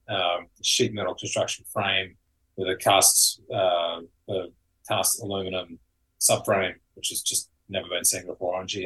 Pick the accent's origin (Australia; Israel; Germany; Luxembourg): Australia; now in California, United States; I grew up in Australia